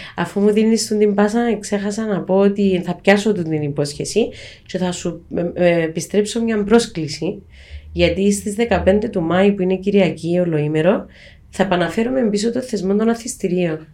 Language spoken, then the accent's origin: Greek; Cyprus